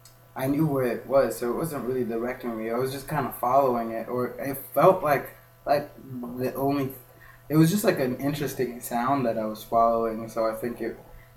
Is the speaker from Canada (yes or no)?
no; Kenya; moved away; I just told her I was from Kenya.